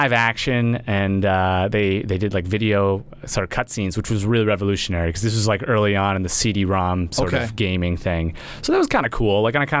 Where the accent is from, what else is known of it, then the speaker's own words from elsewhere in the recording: Sudbury, Massachusetts, United States; A little town called Sudbury, Massachusetts.